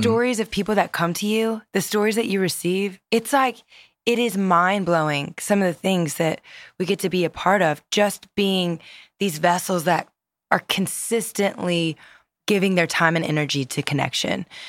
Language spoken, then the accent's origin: English; Louisiana, United States; I grew up in Louisiana